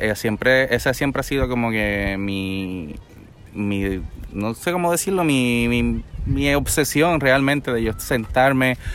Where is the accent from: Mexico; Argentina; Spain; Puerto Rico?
Puerto Rico; Trujillo Alto; also born or lived in Santurce, Puerto Rico / United States; yo soy de Santurce, original de Trujillo Alto, Puerto Rico